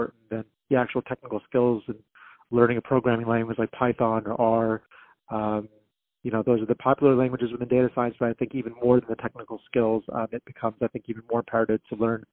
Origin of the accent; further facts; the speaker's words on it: Texas, United States; moved away as an adult; also born or lived in California / South Dallas; went back to my home state of Texas